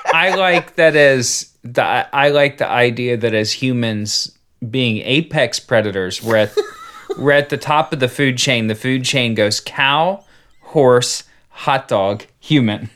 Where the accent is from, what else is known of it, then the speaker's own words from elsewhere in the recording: United States; I'm American. I speak one language.